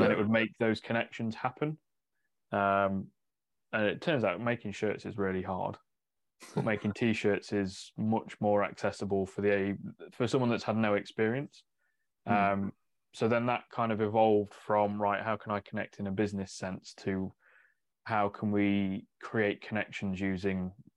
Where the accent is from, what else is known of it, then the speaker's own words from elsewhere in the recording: Mansfield, East Midlands, United Kingdom; now in Northamptonshire, United Kingdom; I'm technically from further north than here. Like Mansfield way is kind of where I grew up.